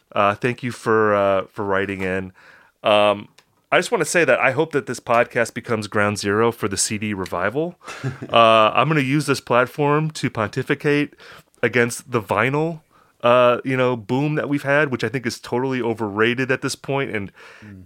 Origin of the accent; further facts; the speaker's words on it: Upper Midwest, United States; I am from the Upper Midwest